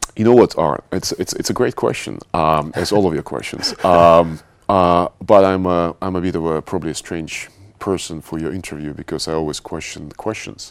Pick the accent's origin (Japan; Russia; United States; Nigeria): Russia; Moscow; moved away as an adult; also born or lived in Paris; now in London, United Kingdom; I was born in Russia. I spent, um, quite a big part of my life, uh, living in Moscow.